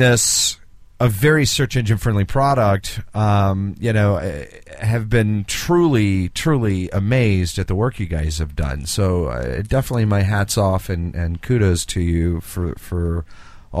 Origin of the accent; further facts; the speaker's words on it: the South, United States; us Southerners